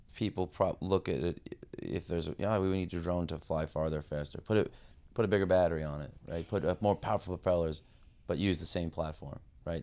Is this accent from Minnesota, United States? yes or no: no; Long Island, New York, United States; moved away as an adult; now in Connecticut, United States; I'm from New York, uh, so I, I grew up on Long Island